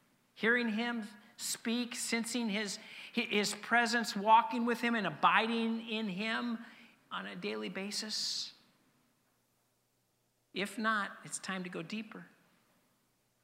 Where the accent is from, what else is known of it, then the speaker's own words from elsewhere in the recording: Denver, Colorado, United States; moved away; I grew up in Denver. Growing up in Denver meant that I became a Denver Bronco fan.